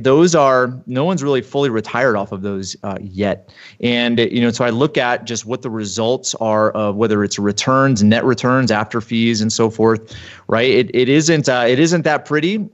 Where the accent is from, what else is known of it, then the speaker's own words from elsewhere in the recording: East Coast, United States; moved away as an adult; now in Utah, United States; I grew up on the East Coast and played hockey in college for a few years